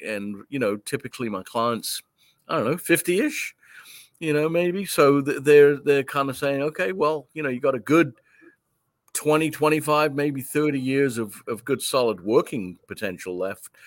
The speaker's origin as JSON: {"language": "English", "region": "London", "country": "United Kingdom", "tie": "born or raised there", "moved": "yes", "said": "I was born and raised in London, England. I came over here in nineteen seventy-nine."}